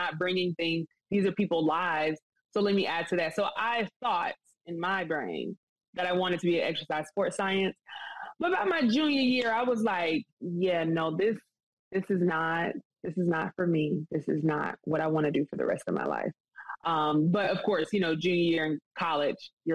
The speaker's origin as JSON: {"language": "English", "town": "Greenville", "region": "South Carolina", "country": "United States", "tie": "born or raised there", "also_born_or_lived": "Myrtle Beach, South Carolina", "moved": "as an adult", "lives_now": "Atlanta, United States", "said": "Growing up, like I said, the hair shows and things that I would do, that would be in South Carolina"}